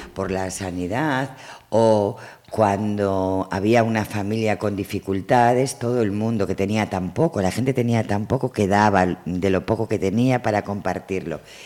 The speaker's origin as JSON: {"language": "Spanish", "town": "Vigo", "region": "Galicia", "country": "Spain", "tie": "born or raised there", "said": "nací en Vigo, en la calle Sagunto, en el antiguo ayuntamiento de lavadores"}